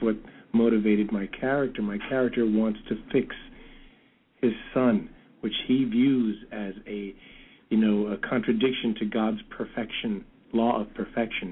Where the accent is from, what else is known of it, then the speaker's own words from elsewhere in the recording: New York City, New York, United States; also born or lived in Brooklyn; now in California, United States; I'm from the Bronx. I grew up in the Bronx. I'm Brooklyn born, oh. Bronx bred.